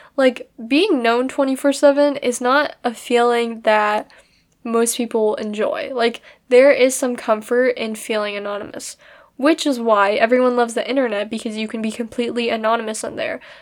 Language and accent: English; United States; I'm Chinese American